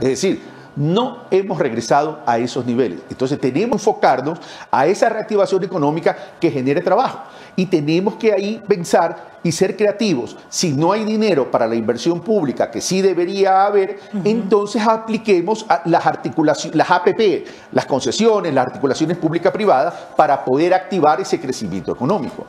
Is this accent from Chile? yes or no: no; Ecuador; Yo soy ecuatoriano.